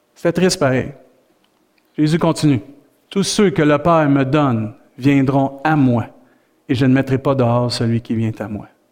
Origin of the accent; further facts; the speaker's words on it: Saint-Hyacinthe, Quebec, Canada; now in Rimouski, Canada; Saint-Hyacinthe, c'est ma terre natale. Tu sais, je suis né là, mais ma terre promise, c'est Rimouski